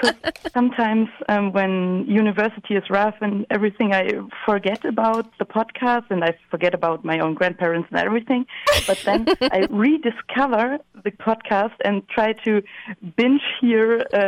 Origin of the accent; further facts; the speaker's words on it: Hamburg, Germany; moved away as an adult; now in Hanover, Germany; I'm originally from Hamburg. Mm-hmm. Which is in the north, in the northern part of Germany, one of the bigger cities. And I grew up on the outskirts of Hamburg